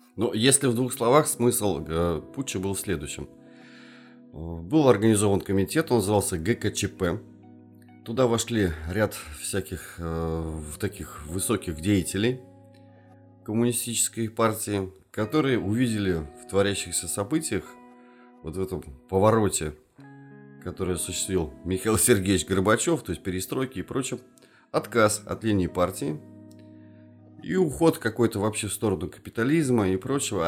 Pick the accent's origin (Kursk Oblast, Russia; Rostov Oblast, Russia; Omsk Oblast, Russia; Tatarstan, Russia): Tatarstan, Russia; Kazan; also born or lived in Yelabuga; мы не москвичи, мы казанцы